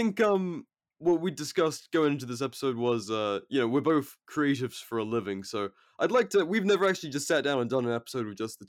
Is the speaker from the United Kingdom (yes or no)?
yes; England, United Kingdom; now in United States; but I've been living here for like over 4 years now. So, and my girlfriend's American, so I'm just, my accent is fucked. And I don't, Christ, the only Brits that I speak to are my mates back home, which is like intermittent, and my parents.